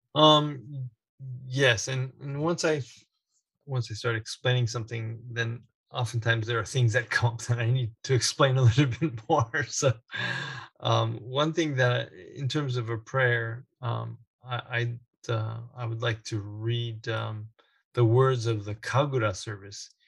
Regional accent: United States; being born and raised in the United States

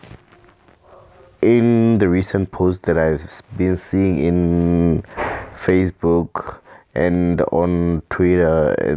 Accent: South Africa; as the South African citizens

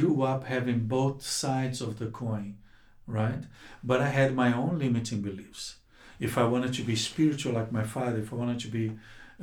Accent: Rio de Janeiro, Brazil; moved away as an adult; also born or lived in Cape Town, South Africa; now in South Africa; I'm from Rio de Janeiro, Brazil

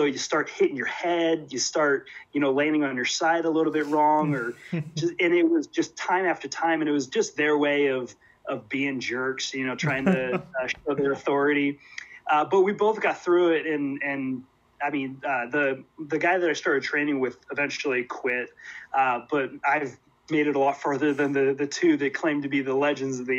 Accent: Portland, Oregon, United States; I grew up in Oregon, which is still where I am

